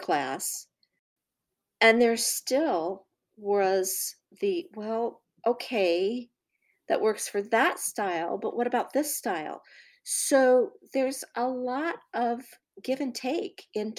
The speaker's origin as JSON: {"language": "English", "country": "United States", "said": "as an American"}